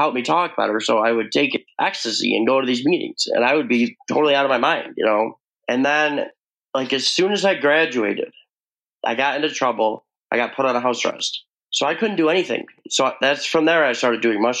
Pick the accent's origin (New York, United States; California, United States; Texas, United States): New York, United States; I am from New York